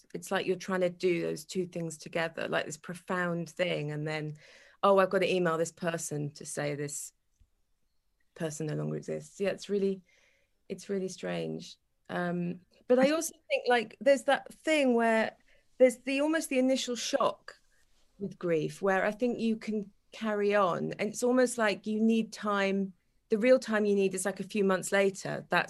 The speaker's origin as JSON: {"language": "English", "region": "Wales", "country": "United Kingdom", "moved": "as an adult", "said": "I'm Welsh, 100%."}